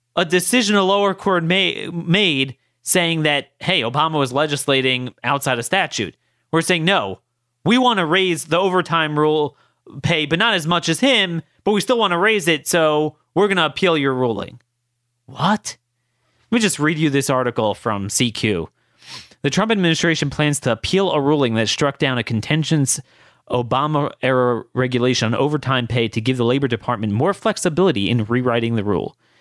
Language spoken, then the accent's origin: English; Maryland's third district, United States; I'm from Maryland's third district.